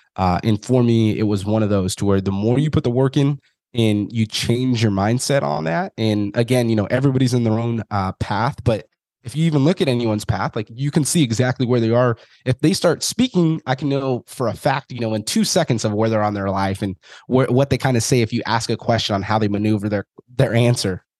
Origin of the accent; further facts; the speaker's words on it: Fresno, California, United States; originally, I'm from Fresno, California.